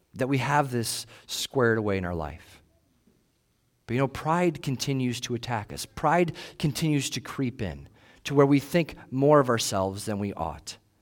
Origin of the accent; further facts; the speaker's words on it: United States; we're American